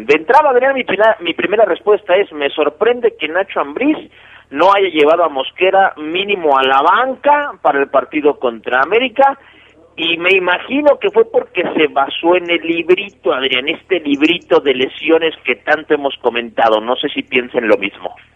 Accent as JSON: {"language": "Spanish", "region": "Mexico City", "country": "Mexico", "said": "en la Ciudad de México, de donde, de donde yo soy"}